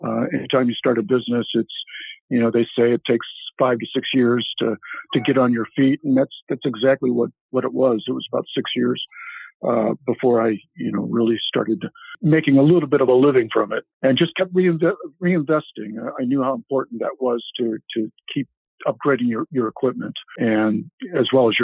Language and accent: English; Hammond, Indiana, United States; I grew up in Hammond, Indiana